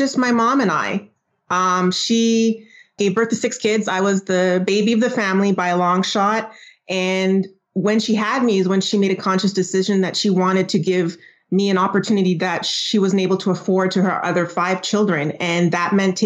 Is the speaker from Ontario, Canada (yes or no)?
no; Montreal, Quebec, Canada; also born or lived in Trinidad; I was born in Trinidad. I immigrated with my mom to Montreal in Quebec in Canada at the age of 6